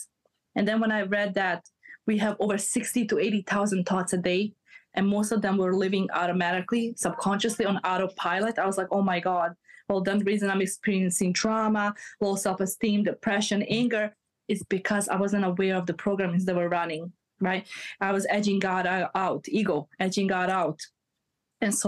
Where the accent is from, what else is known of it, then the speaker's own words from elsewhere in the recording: Bosnia & Herzegovina; moved away; I'm from Bosnia. So okay. I came from a war background